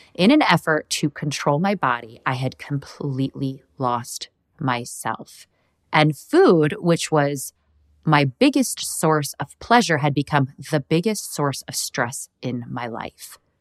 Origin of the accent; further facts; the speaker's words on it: Midwest, United States; I grew up in the Midwest